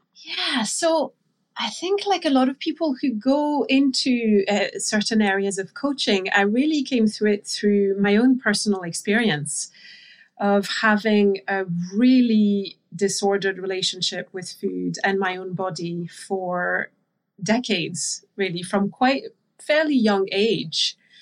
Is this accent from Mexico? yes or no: no; France; moved away; I grew up in France, so I'm, I'm, I'm French.